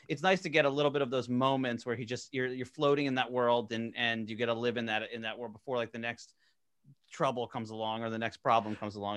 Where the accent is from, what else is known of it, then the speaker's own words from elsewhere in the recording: New Jersey, United States; I'm from South Jersey